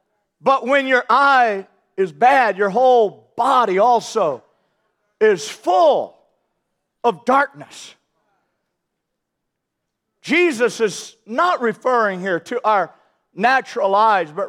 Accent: St. Louis, Missouri, United States; I grew up in St. Louis, Missouri

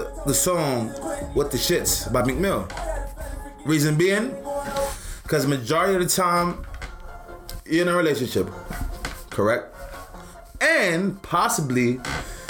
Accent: New York City, New York, United States; I was born in Brooklyn

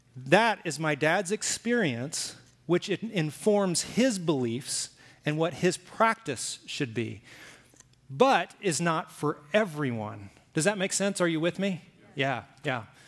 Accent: Alabama, United States; also born or lived in Oklahoma; now in Arizona, United States; I lived in Alabama, I grew up in Alabama

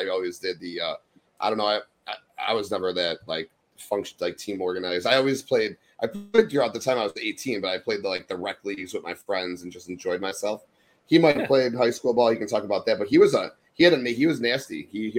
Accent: Berwyn, Illinois, United States; We grew up in Berwyn, Illinois, city right outside of Chicago.

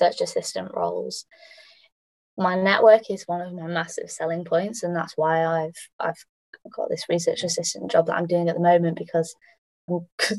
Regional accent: United Kingdom; as British researchers

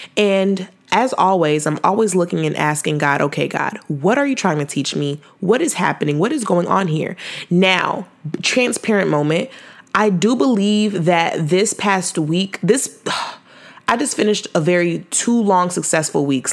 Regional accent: Fresno, California, United States; I was from Fresno

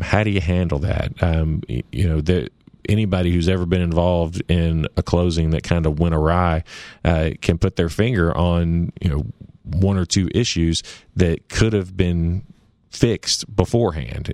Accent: Nashville, Tennessee, United States; also born or lived in Knoxville, Tennessee / Memphis, Tennessee; I grew up in Nashville

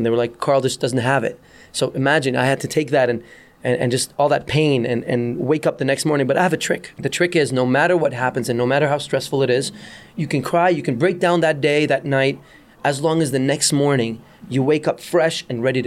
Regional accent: Dubai, United Arab Emirates; moved away as an adult; also born or lived in Beirut, Lebanon; now in Canada; I was born in Beirut, Lebanon, moved to Dubai, grew up in Dubai, became a DJ in Dubai, and then came to Canada in 1995

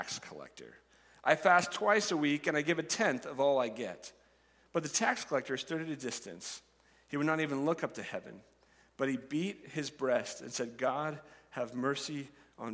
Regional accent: Nebraska, United States; I'm a Nebraskan, that I grew up in Nebraska, and I have spent my entire life here

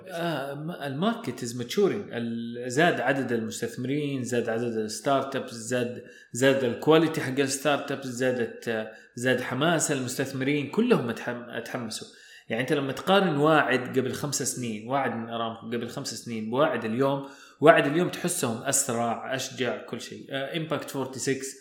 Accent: Saudi Arabia; عندنا في السعوديه

